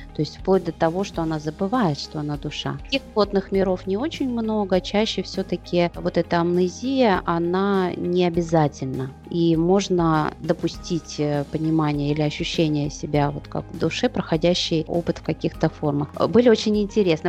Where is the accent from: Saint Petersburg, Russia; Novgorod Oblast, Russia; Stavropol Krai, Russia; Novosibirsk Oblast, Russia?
Saint Petersburg, Russia; я из Петербурга.